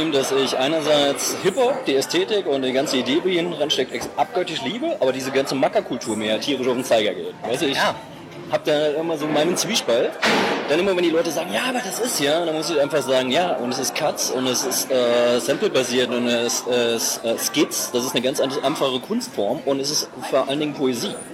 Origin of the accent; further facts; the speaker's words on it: West Germany, Germany; aufgewachsen als Westdeutsche, weil so drei, drei Programmsender super spät kam ähm, Fernsehen dazu.